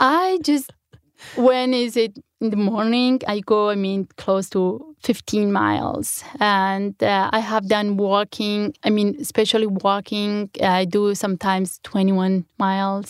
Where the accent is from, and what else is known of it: Sinjar, Nineveh, Iraq; first language Kurmanji; English is a second language; moved away as an adult; also born or lived in Germany / United States